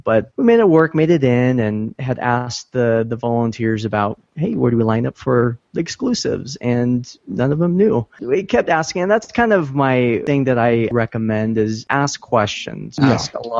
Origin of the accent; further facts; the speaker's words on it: Sacramento, California, United States; And I'm from the Sacramento area, so there's a lot of the smaller cons here.